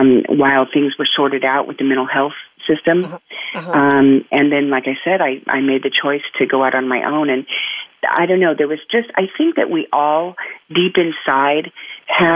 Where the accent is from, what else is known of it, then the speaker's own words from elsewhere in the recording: California, United States; I was actually born and raised right here in California